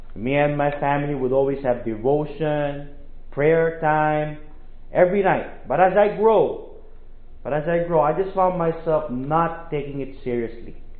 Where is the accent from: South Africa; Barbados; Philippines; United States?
Philippines; moved away as an adult; I'm a missionary from the Philippines. I am a church planter in the Philippines.